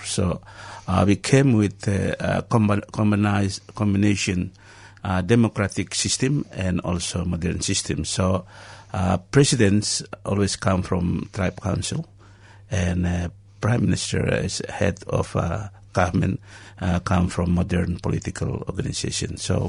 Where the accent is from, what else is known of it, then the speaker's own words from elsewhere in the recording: Vanuatu; born there; I was born in Vanuatu.